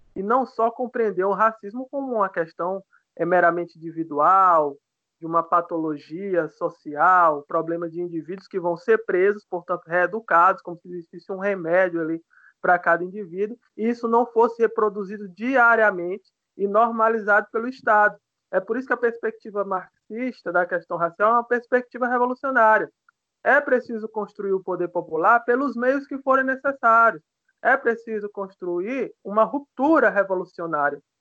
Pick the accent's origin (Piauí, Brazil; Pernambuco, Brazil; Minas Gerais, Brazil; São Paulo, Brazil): Piauí, Brazil; eu sou piauiense, né? Sou nordestino